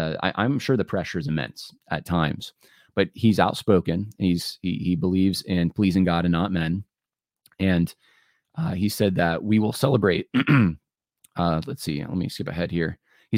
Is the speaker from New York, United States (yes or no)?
no; Richmond, Virginia, United States; My hometown is Richmond, Virginia. That puts me on the rich side.